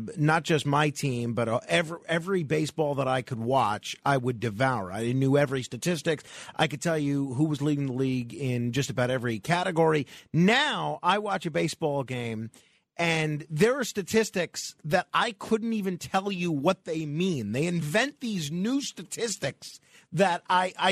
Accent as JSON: {"language": "English", "region": "New York", "country": "United States", "said": "we New Yorkers"}